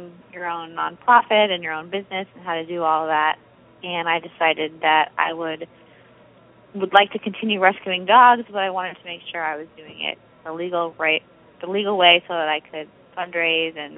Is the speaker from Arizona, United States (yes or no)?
yes; Arizona, United States; moved away as an adult; now in California, United States; I am originally from Arizona